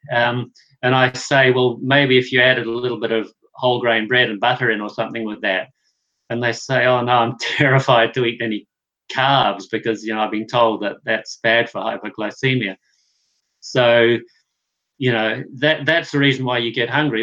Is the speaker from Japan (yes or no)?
no; New Zealand; I grew up in New Zealand where um, we're a dairy producing country